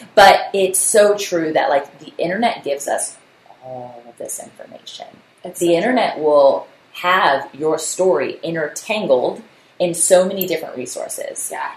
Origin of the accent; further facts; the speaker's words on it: Virginia Beach, Virginia, United States; my hometown city of Virginia Beach